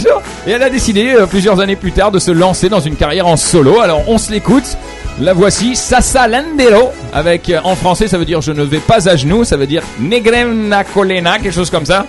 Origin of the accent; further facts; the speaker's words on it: France; now in Lebanon; moi en tant que Français, voilà, qui vit, qui me suis adapté ici